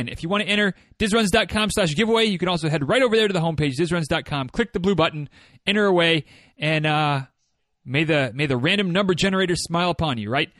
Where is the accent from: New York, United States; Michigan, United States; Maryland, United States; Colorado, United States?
Michigan, United States; from my home state